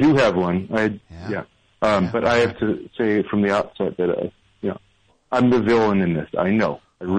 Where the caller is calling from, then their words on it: Brooklyn, New York, United States; From Brooklyn, from Sunset Park, Brooklyn.